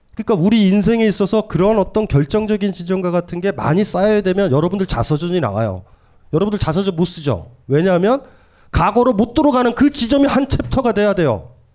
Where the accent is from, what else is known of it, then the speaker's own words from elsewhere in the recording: Hamyang, South Gyeongsang, South Korea; 제가 경남 함양이고